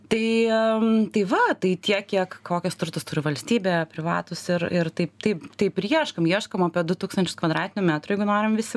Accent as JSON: {"language": "Lithuanian", "country": "Lithuania", "said": "mes lietuviai esam įsteigę tą"}